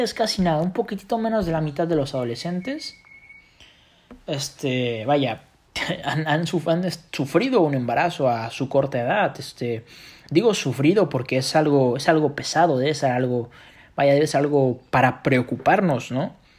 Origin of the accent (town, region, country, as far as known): Mexico